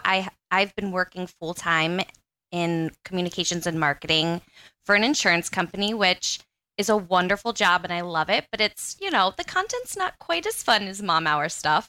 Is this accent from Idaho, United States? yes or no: no; Central Pennsylvania, United States; I'm from Central Pennsylvania